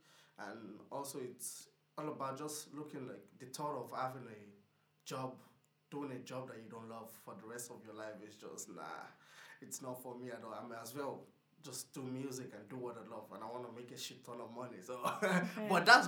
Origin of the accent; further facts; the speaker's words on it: Portarlington, Laois, Ireland; I'm from Portallington.